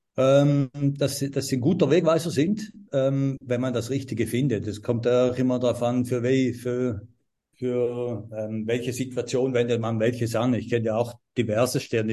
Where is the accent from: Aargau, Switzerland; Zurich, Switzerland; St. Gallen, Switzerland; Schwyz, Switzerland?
St. Gallen, Switzerland; ich komme aus St. Gallen, bin ein St. Galler Native